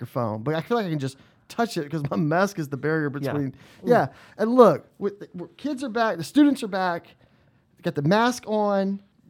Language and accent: English; South Louisiana, United States; moved away; I'm from Louisiana, and from South Louisiana. I'm in je suis cajun, and I'm a Cajun. I'm a Cajun from Louisiana